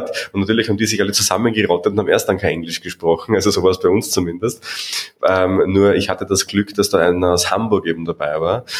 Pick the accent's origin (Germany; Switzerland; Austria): Austria; ich als Österreicher